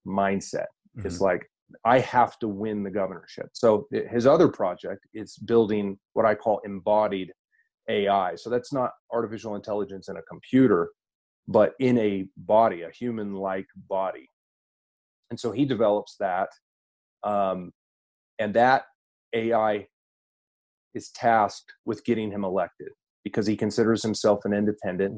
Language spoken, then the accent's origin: English; United States; I am an American